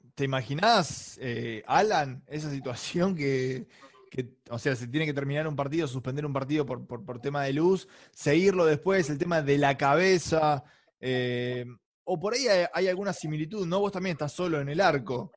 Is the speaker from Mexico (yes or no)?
no; Castelar, Buenos Aires Province, Argentina; yo soy de, Morón, Castelar